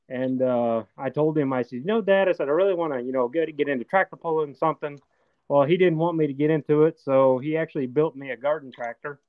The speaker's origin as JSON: {"language": "English", "town": "Wolf Lake", "region": "Indiana", "country": "United States", "tie": "born or raised there", "said": "I grew up here in a small little hometown of Wolf Lake, Indiana, northeastern Indiana"}